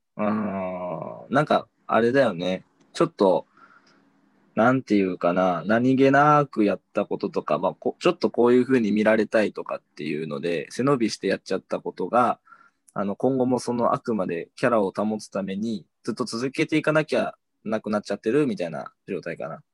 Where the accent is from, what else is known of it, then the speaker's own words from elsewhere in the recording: Shiwa District, near Morioka, Iwate, Japan; 盛岡らへん出身で。